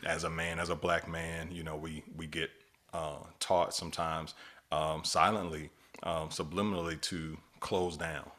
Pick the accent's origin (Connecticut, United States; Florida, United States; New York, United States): Florida, United States; Miami; we boys from, from, from Miami, Florida